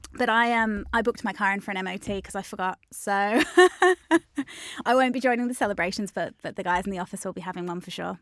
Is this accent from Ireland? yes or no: no; Melbourne, Victoria, Australia; moved away as an adult; now in Manchester, United Kingdom; I grew up in Melbourne